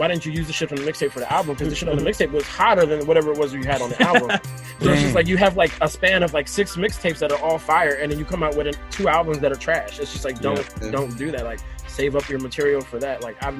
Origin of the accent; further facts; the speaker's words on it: New York, United States; I grew up East Coast, primarily New York, all New York, pretty much.